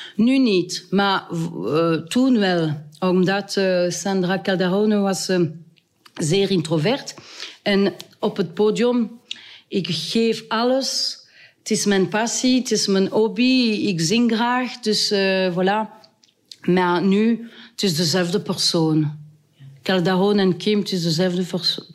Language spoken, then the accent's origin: Dutch; Wallonia, Belgium; Dutch is a second language; also born or lived in Brussels periphery; now in Heers, Belgium; ik ben, uh, ik ben Waals